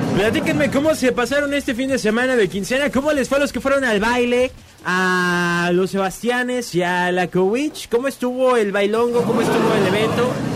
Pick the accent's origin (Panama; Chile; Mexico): Mexico; nos unimos como mexicanos